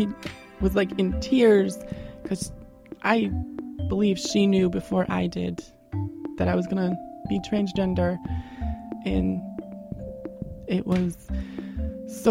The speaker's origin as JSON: {"language": "English", "town": "Westbrook", "region": "Maine", "country": "United States", "said": "I'm from Westbrook"}